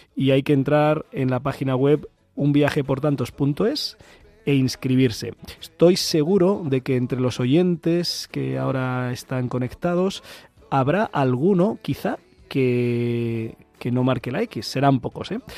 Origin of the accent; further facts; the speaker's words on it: Ciempozuelos, Community of Madrid, Spain; mi pueblo, en Cienpozuelos